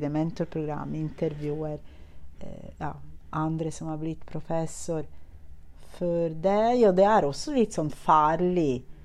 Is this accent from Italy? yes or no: yes; Italy; Norwegian is a second language; now in Norway; jeg er italiener